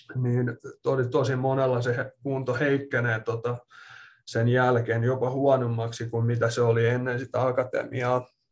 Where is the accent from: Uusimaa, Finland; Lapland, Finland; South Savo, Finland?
Uusimaa, Finland; Espoo; moved away as an adult; also born or lived in Loughborough, England / Minnesota, United States / Kentucky, United States / Ohio, United States; now in Utah, United States; olen Espoosta kotoisin ja tota, siellä asunut suurimman osan, tai no ei nyt ehkä voi enää sanoa, että suurimpaa osaa, mutta ainakin puolet elämästä on tullut asuttua Suomessa